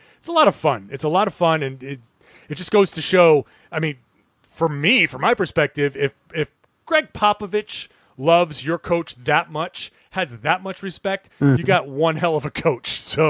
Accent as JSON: {"language": "English", "town": "Boston", "region": "Massachusetts", "country": "United States", "tie": "born or raised there", "said": "I grew up"}